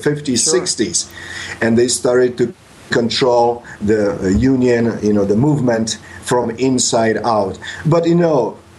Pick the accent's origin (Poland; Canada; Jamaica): Poland; English is a second language; moved away as an adult; now in United States; You know, I grew up in communist Poland, but when I grew up in Poland, it was still Cold War.